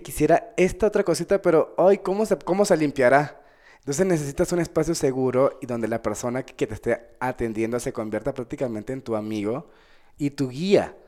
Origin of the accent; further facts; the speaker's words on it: Venezuela; also born or lived in Bogotá, Colombia; now in Mexico; yo soy nacido en Colombia, en Bogotá, Colombia, y me criaron en Venezuela